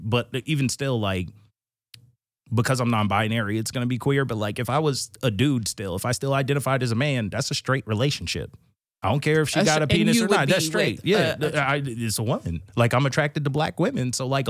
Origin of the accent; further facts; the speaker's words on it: New Hampshire, United States; born there; Nah, I'm from everywhere. I was born in New Hampshire.